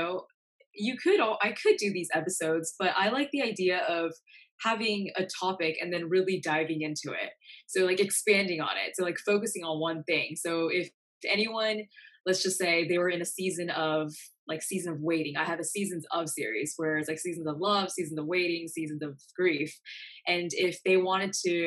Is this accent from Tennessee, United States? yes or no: no; North Carolina, United States; moved away as an adult; now in New York City, United States; I was in North Carolina. That's where I grew up